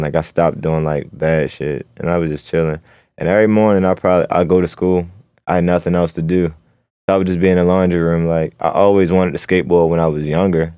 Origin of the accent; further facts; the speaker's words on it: Baltimore, Maryland, United States; also born or lived in Catonsville, Maryland; I grew up in Baltimore, Maryland.